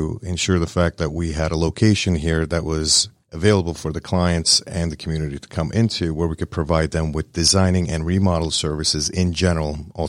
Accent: Northeast, United States; now in Woodstock, United States; We are originally from the North States, New York, New Jersey, Connecticut, and et cetera, lived all throughout the globe.

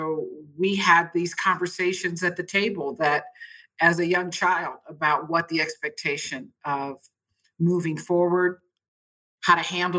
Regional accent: Berlin, Germany; also born or lived in Austria; how to live overseas as I was raised in Berlin and Austria and different parts of Europe in the military setting.

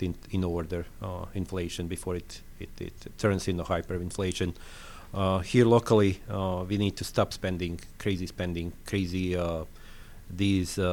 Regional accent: Bosnia & Herzegovina; accent: French; English is a second language; moved away as an adult; also born or lived in Slovenia / Yugoslavia; now in Lilburn, United States; That I was living in is Bosnia. Bosnia, I'm Croatian, nationality from Bosnia, born in Slovenia

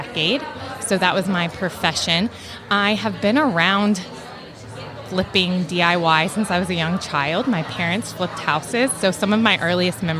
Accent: Atlanta, Georgia, United States; I'm from Atlanta

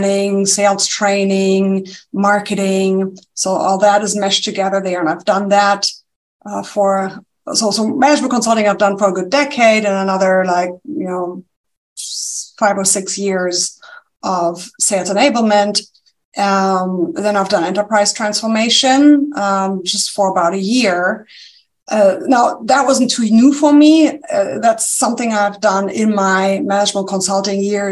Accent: Germany; accent: German; English is a second language; moved away as an adult; now in United States; there's a slight accent. It's German. Yes. Okay. Yeah, it's German

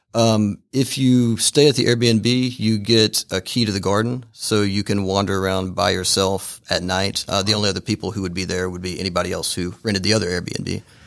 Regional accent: Fairmount, Georgia, United States; I grew up in Fairmount, so not that far away.

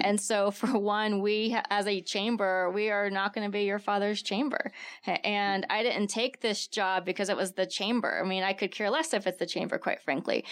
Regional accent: Texas, United States; now in Tucson, United States; I'm from Texas, so my family comes out here during the summer to avoid the humidity

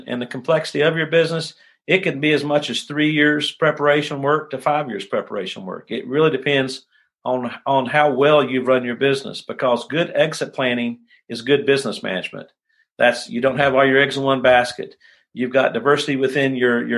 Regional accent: United States; as Americans, as American business owners

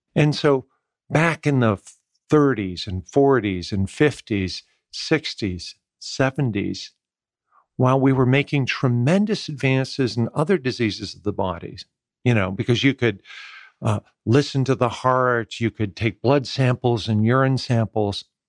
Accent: West Coast, United States; moved away as an adult; also born or lived in Maryland, United States; now in Atlanta, United States; I grew up in the West Coast

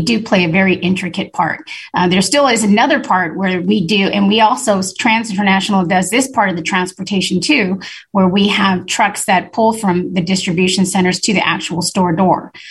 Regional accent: Long Beach, California, United States; I grew up in Long Beach and I saw the port structure grow, you know, from, you know, a kid going to high school out here

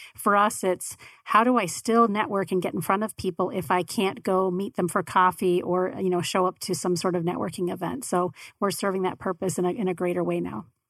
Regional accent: Tempe, Arizona, United States; also born or lived in San Francisco Bay Area; I grew up in Tempe

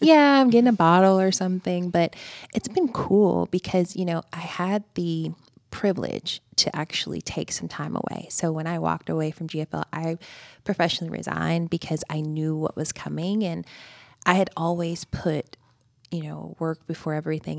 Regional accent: Greensboro, Georgia, United States; moved away as an adult; also born or lived in Houston, Texas; Greensboro, Georgia.

